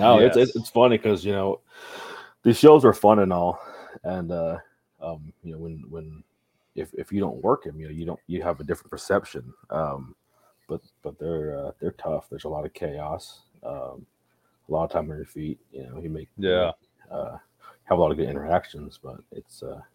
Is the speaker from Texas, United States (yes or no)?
yes; Texas, United States; I grew up in Texas